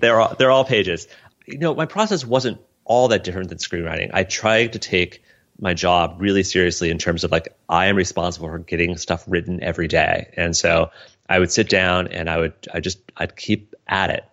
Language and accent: English; Colorado, United States; It was my childhood. It was growing up in Colorado